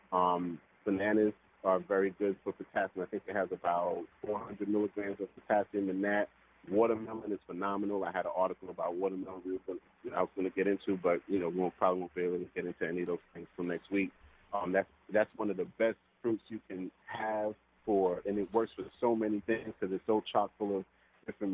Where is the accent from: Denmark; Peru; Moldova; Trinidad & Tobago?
Trinidad & Tobago; being Trinidadian